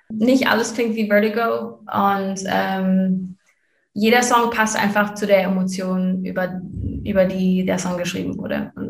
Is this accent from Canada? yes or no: yes; Canada; er wohnt halt wirklich eine halbe Stunde von da, wo ich aufgewachsen bin in Kanada.